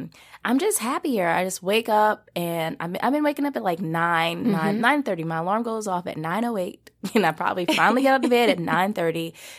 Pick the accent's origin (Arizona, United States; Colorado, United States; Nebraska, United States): Nebraska, United States; Omaha; now in North Carolina, United States; me, my little self from Omaha, Nebraska, right? Yeah. Growing up in the Midwest